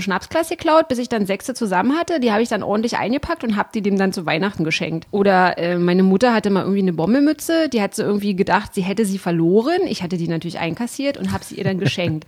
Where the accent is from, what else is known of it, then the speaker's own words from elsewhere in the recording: the East, East Germany, Germany; wir als Kinder im Osten